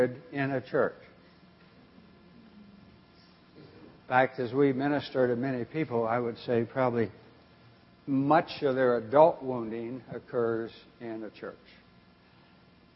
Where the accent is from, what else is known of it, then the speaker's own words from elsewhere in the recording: Eastern Oregon, United States; I grew up in Eastern Oregon, cowboy country.